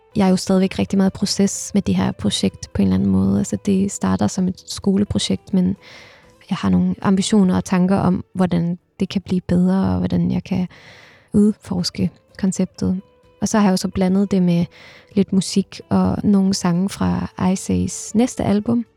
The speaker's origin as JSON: {"language": "Danish", "country": "Denmark", "also_born_or_lived": "Istanbul, Turkey", "said": "her hjemme i Danmark"}